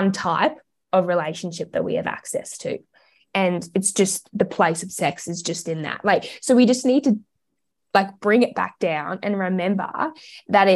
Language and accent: English; Australia; also born or lived in Melbourne; We are Australian